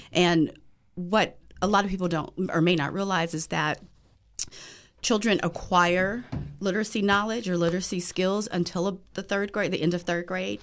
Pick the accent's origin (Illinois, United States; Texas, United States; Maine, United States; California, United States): California, United States; Los Angeles; now in Washington, D.C., United States; I am originally from Los Angeles, but I have been in DC for a very long time, so I call DC home as well.